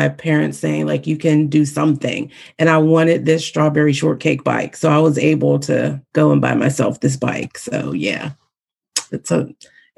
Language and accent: English; Pittsburgh, Pennsylvania, United States; here in my hometown of Pittsburgh, Pennsylvania